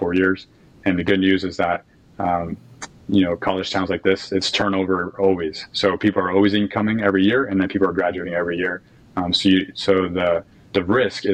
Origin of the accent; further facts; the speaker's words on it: New Rochelle, New York, United States; moved away as an adult; now in Gainesville, United States; I'm from Westchester County in a town called New Rochelle. I was born and raised there all the way through 18 through high school.